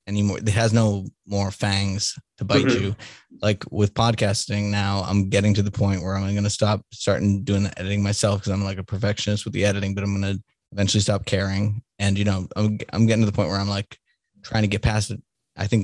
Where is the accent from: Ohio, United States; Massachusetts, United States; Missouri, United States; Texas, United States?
Massachusetts, United States; Salem; also born or lived in Denver / Boston; now in Kansas City, United States; I grew up in Salem, Mass